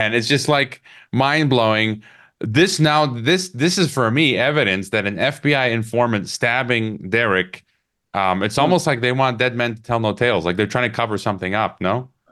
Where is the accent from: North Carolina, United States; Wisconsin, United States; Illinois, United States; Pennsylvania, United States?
Illinois, United States; Chicago; I'm from Chicago